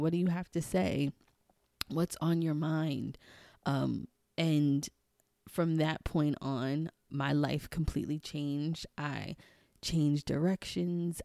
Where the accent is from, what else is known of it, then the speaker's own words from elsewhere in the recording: New York City, New York, United States; also born or lived in Maryland/D.C. area; now in Maryland, United States; growing up in Queens, I would always go to the number spot with my grandma